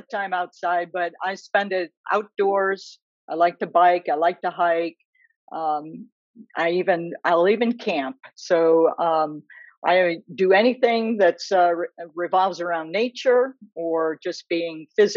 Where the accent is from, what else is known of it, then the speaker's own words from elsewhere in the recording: Chicago, Illinois, United States; also born or lived in Ruston, Louisiana; now in Ann Arbor, United States; I grew up in Chicago